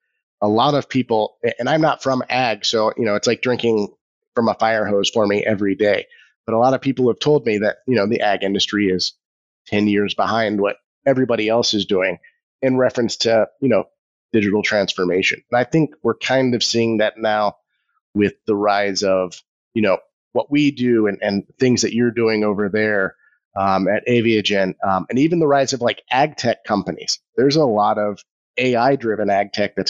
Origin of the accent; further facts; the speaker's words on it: Orlando, Florida, United States; I'm actually from Orlando.